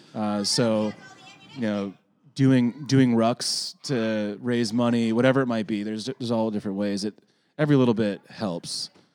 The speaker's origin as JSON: {"language": "English", "region": "Florida", "country": "United States", "tie": "born or raised there", "said": "I'm from Florida"}